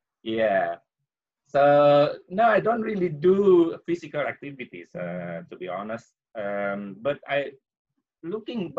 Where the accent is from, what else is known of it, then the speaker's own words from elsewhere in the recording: Jakarta, Indonesia; also born or lived in Yogyakarta, Indonesia; I'm from Jogja. So I was born in Jogja. If you know where that is. But I spent most of my childhood in Jakarta